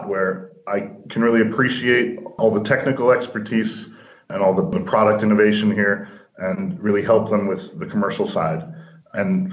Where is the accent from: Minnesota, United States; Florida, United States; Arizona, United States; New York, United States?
New York, United States; born or raised there; moved away as an adult; now in Finland